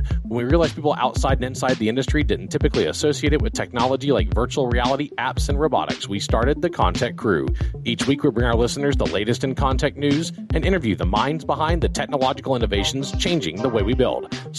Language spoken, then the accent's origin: English; Baton Rouge, Louisiana, United States; we beat Southern University out of my hometown of Baton Rouge. The Astros are, you know, I'm a Texas guy.